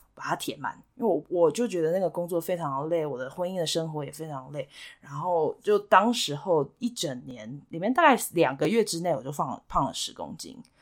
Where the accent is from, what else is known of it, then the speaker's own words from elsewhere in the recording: Kaohsiung, Taiwan; moved away as an adult; also born or lived in India / Hsinchu, Taiwan; now in United States; 我从小是在高雄长大